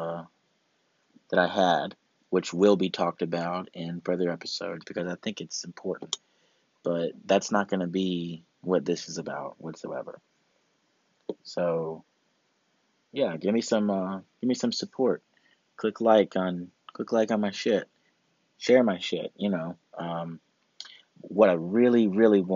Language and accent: English; Augusta, Georgia, United States; right now in Augusta, Georgia, my hometown where I'm from, in North Augusta, the CSRA